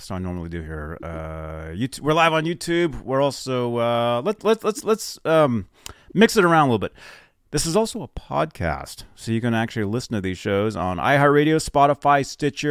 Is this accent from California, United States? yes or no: no; Phoenix, Arizona, United States; I was born in Phoenix